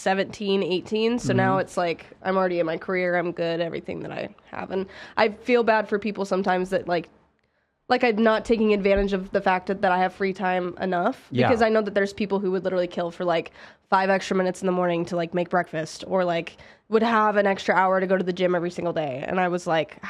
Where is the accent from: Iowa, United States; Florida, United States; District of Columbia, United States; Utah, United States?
Utah, United States; Salt Lake City; moved away as an adult; now in Las Vegas, United States; So I grew up in Salt Lake City